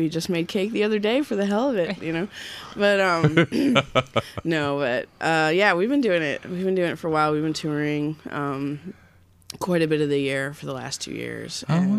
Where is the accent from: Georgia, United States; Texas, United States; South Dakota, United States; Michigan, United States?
Michigan, United States; Lansing; now in Ann Arbor, United States; Well, we were, and now we're from Ann Arbor.